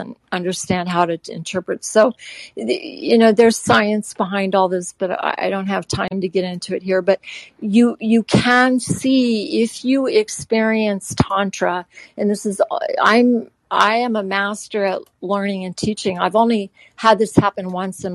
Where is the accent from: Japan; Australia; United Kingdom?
Japan; moved away; I grew up in Japan